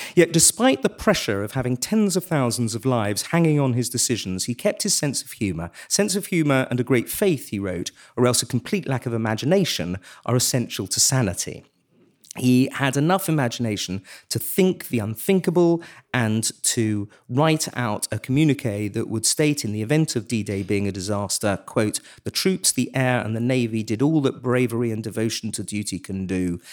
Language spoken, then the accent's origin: English; England, United Kingdom; as an Englishman